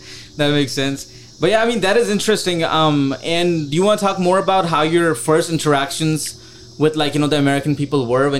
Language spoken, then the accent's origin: English; Pakistan; moved away; Because this was the same year that I came from Pakistan as well.